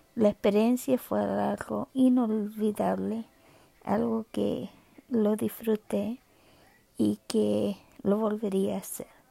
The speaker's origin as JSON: {"language": "Spanish", "country": "Chile", "tie": "born or raised there", "moved": "yes", "lives_now": "Canada", "said": "nací en Chile, eh, vivo en Canadá hace ya más de, hace 40 años"}